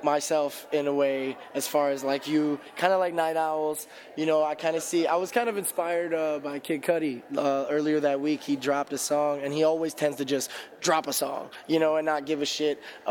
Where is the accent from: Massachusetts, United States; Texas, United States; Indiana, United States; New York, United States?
Indiana, United States; also born or lived in Chicago, Illinois; I'm from Indiana